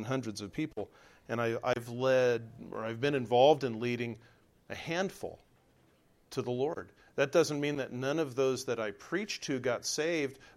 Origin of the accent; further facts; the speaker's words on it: Southern California, United States; moved away; I'm from Southern California